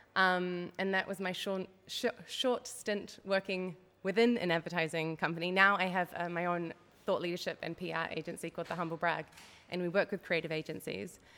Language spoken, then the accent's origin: English; New Zealand; moved away as an adult; now in Netherlands; I'm a Kiwi. That's where the twang in my accent comes from.